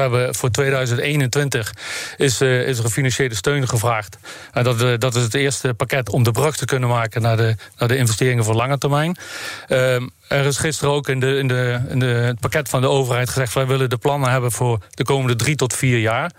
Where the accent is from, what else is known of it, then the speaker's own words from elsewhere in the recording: Netherlands; als Nederlanders zijn we natuurlijk ook entrepreneurs